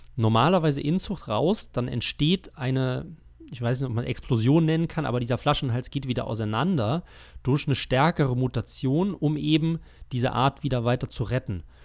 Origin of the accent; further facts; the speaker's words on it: Germany; wir als, als Deutsche